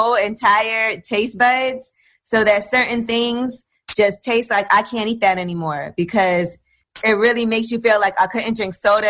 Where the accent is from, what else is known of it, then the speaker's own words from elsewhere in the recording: New York, United States; I'm from New York